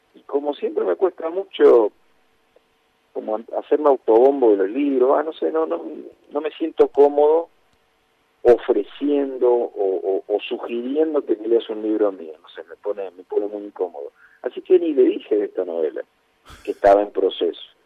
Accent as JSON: {"language": "Spanish", "town": "Castelar", "region": "Buenos Aires Province", "country": "Argentina", "said": "en Castelar no tenemos cine"}